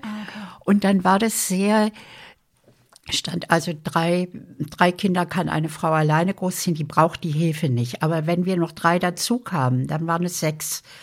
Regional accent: Berlin, Germany; Ich bin in Berlin Langwitz geboren, das ist im Süden von Berlin und Langwitz und wir haben gewohnt in Lichterfelde Ost.

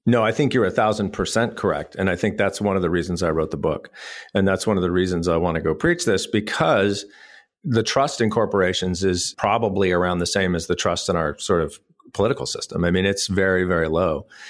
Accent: El Paso, Texas, United States; moved away as an adult; also born or lived in Austin, Texas; now in Raleigh, United States; I grew up in El Paso, Texas, in West Texas

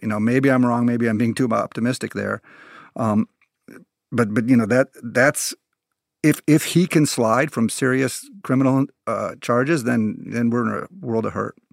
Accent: United States; as an American

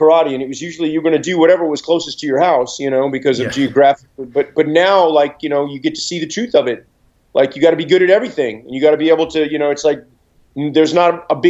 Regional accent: Houston, Texas, United States; my hometown, Houston, back in like 85, 86

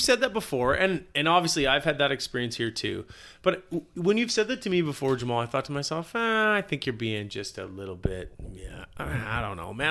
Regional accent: Victoria, British Columbia, Canada; I'm from Victoria

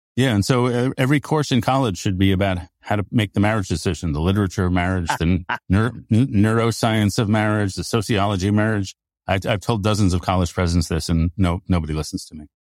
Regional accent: United States; basically fourth generation American

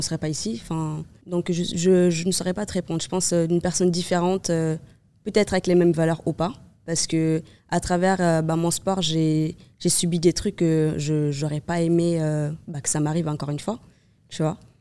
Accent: Cape Verde; now in Nice, France; je suis née au Cap-Vert

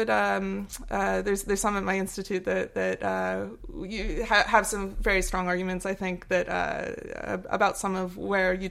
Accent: Australia; born there; Ah, I was I was born in Australia actually, but um, to Americans, I have I have, th I have, three. I was born with pretty much with three citizenships.

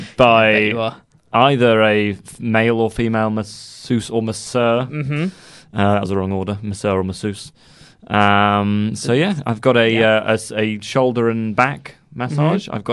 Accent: Guildford, South East England, United Kingdom; the cathedral in Guildford, which is where I live. Oh, no, that's a terrible thing to say, isn't it? I'm from Guildford as well.

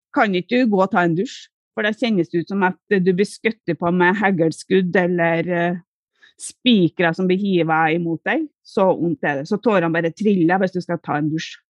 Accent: Trøndelag, Norway; Hjemme i Trøndelag

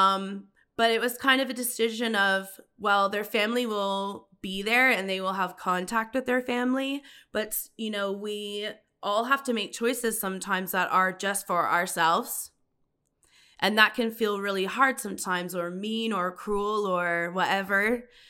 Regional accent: Paris, Ontario, Canada; also born or lived in United Kingdom; now in Ottawa, Canada; I'm from Paris, Canada.

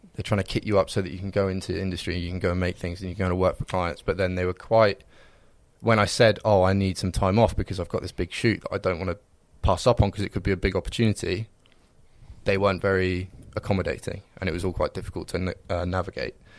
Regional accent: Reading, South East England, United Kingdom; I'm from Reading

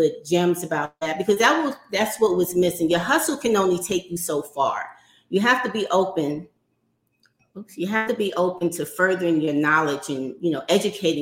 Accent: New York City, New York, United States; So I grew up in New York City in Harlem

